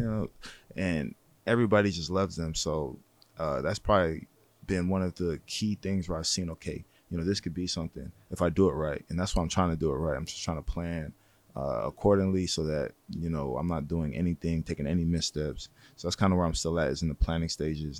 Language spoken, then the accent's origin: English; San Jose, California, United States; I'm from San Jose.